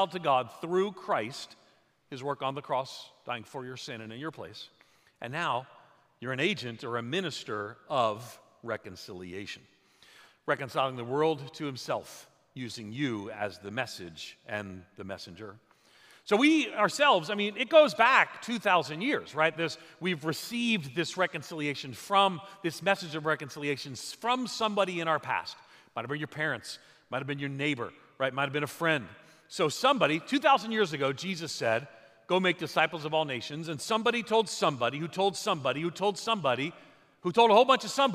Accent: outside of New York City, United States; also born or lived in Nashville / Chicago area (Wheaton); now in Wheaton, United States; I'm from New York, outside of New York City

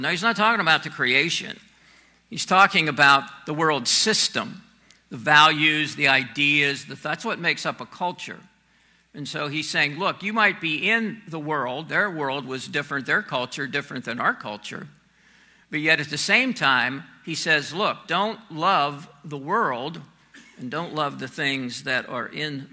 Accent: United States; we have a very unique perspective as American Christians

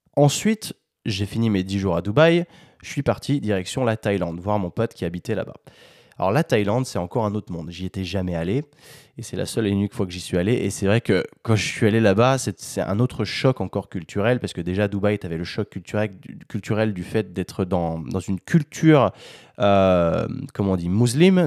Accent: France; Je suis français

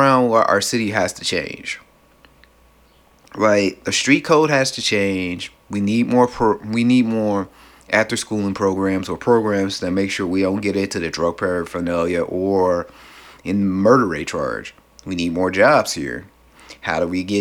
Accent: Cleveland, Ohio, United States; In my hometown of Cleveland, Ohio, where I stay, where I live

